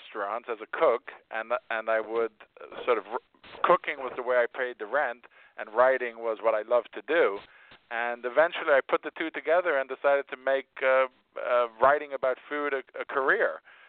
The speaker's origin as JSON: {"language": "English", "country": "Spain", "tie": "born or raised there", "said": "I was born in Spain. My parents were expatriates who lived there, so I grew up eating a lot of Spanish food"}